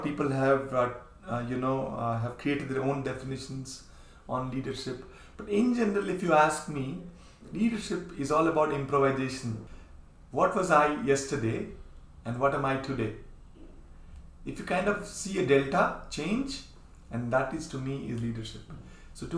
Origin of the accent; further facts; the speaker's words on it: India; we Indians